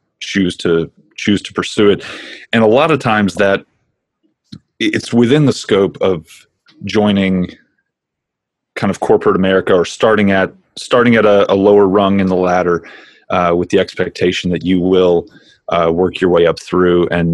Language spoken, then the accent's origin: English; Tennessee, United States; moved away as an adult; also born or lived in Notre Dame, Indiana; now in California, United States; I came to Notre Dame after growing up in Tennessee. I lived out in a rural area